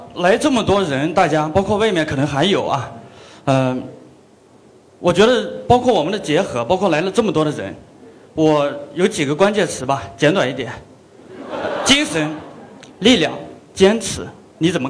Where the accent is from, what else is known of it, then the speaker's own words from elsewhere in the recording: Shuozhou, Shanxi, China; now in Guangzhou, China; 我是那个来自山西朔州的， … 呃，我是那个天下山西名人的呃那个驻广州的这边的记者